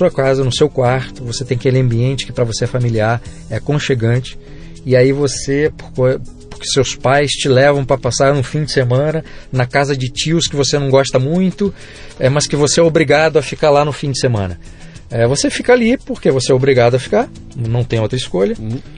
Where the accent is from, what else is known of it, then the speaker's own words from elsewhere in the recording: Brazil; born there; Eu nasci no Brasil, eu tenho todos os defeitos e virtudes de ser brasileiro